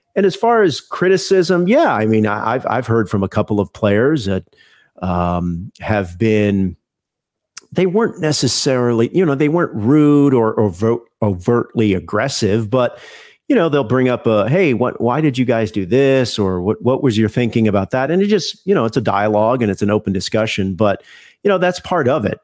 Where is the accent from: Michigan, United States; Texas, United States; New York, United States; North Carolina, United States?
Texas, United States; Houston; I grew up in Houston